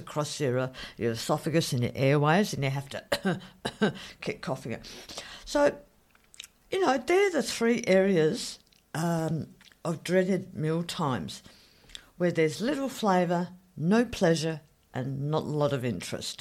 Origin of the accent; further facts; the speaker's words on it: Australia; I'm Australian